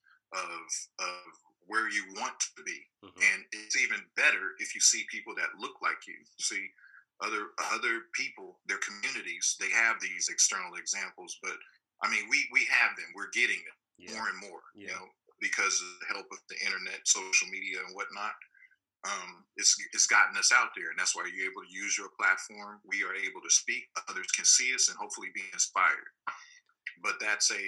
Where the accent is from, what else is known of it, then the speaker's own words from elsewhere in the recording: Inglewood, California, United States; I grew up in Inglewood, California